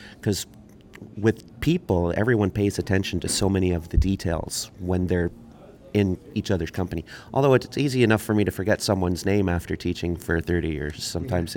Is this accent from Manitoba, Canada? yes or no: yes; born in St. Catharines, back in St. Catharines since 1980, raised in Manitoba, Canada; now in St. Catharines, Canada; I was born in St. Catharines, raised in Manitoba.